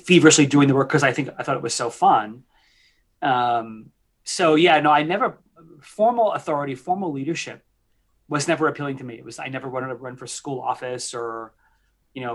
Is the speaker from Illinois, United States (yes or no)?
no; outside New York City, United States; I had the privilege of growing up outside New York City. And I'm a classic, you know, New York City Italian kid